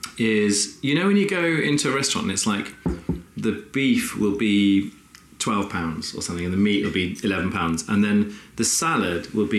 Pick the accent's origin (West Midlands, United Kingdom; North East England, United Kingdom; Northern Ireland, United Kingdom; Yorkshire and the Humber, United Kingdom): West Midlands, United Kingdom; Rugby; moved away; also born or lived in Brighton; I'm from Rugby originally in the Midlands.